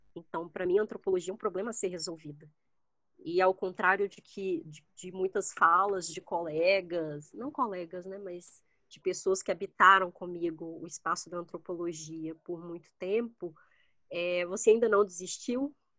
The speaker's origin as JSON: {"language": "Portuguese", "town": "Belo Horizonte", "region": "Minas Gerais", "country": "Brazil", "moved": "as an adult", "lives_now": "Brasília, Brazil", "said": "eu sou de Belo Horizonte"}